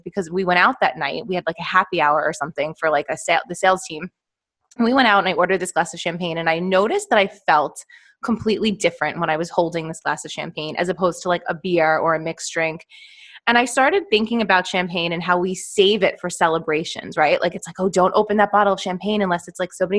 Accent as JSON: {"language": "English", "region": "New York", "country": "United States", "tie": "born or raised there", "said": "I am from New York, born and raised, still live here"}